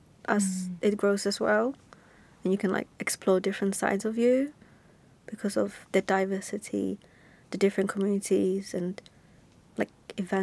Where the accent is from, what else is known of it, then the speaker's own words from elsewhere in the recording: England, United Kingdom; also born or lived in Czech Republic; But I guess I come from Czech, and I grew up like different parts of like England, Essex, Surrey, been to London.